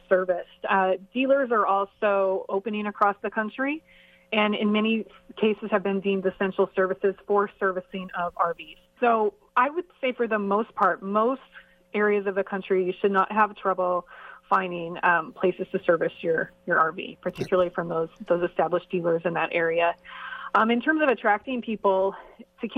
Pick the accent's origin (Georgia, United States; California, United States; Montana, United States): Montana, United States; I'm from Montana. I grew up in Montana, which is a beautiful part of the country.